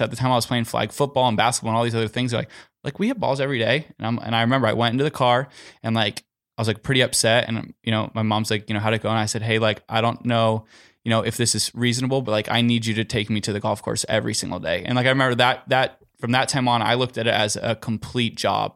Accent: Southern California, United States; I'm from Southern California

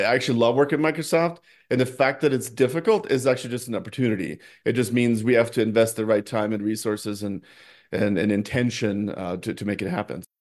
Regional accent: Norway; moved away as an adult; now in United States; I grew up in Norway, um, I first came to the United States for college

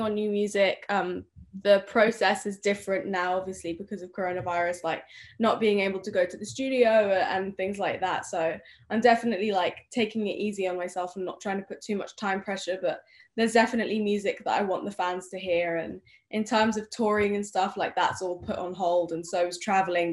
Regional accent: United Kingdom; also born or lived in Spain / Sweden; I'm British

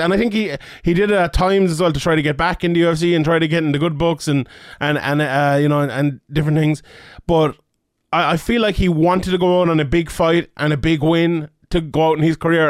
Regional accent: Ireland; I'm Irish

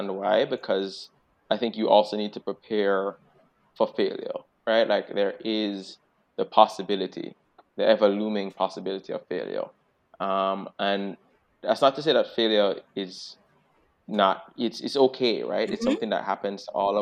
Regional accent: Jamaica; now in Boston, United States

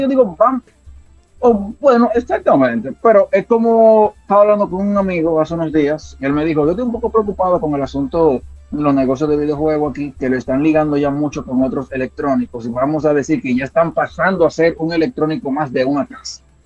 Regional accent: Dominican Republic; somos dominicanos

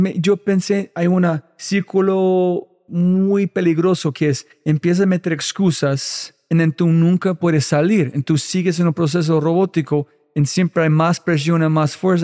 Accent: United States; Spanish is a second language; soy gringo en todo.

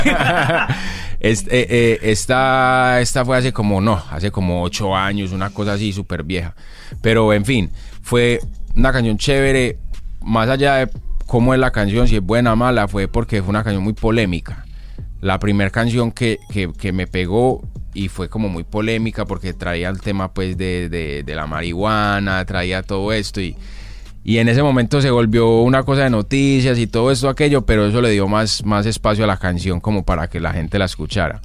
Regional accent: Colombia; en mi país, en Colombia

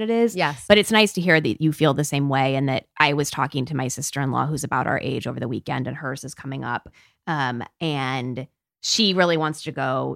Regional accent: Peoria, Illinois, United States; I grew up in Peoria, Illinois, which mm-hmm. is like the middle of the Midwest

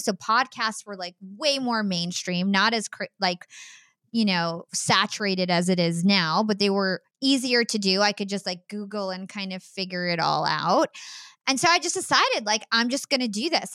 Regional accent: New Jersey, United States; also born or lived in Brooklyn, New York; my family, we are from New Jersey

